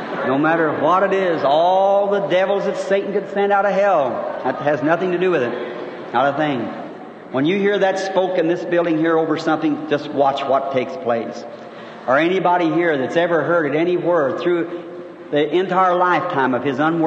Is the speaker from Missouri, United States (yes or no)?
no; Kentucky, United States; now in Jeffersonville, United States; I was born in Kentucky